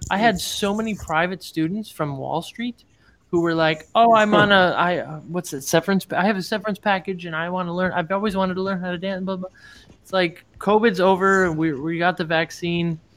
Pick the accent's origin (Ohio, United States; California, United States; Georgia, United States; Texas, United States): Ohio, United States; Cleveland; now in New York City, United States; I'm from Cleveland